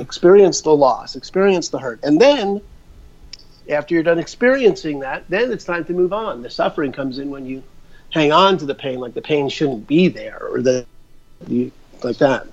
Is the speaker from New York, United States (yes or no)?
yes; New York, United States; moved away as an adult; also born or lived in Albuquerque, New Mexico / Phoenix / Seattle; I'm originally from New York, so my life's story is I'm a, you know, grew up in New York